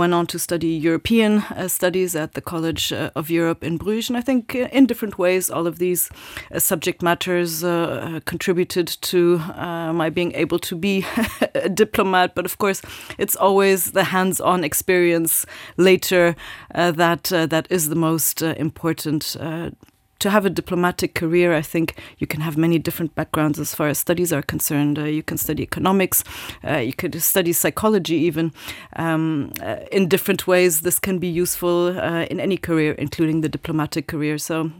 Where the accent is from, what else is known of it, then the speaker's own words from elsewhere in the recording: Japan; I grew up in Japan, indeed, lived there for many years, but always in a very international environment, and I really love that.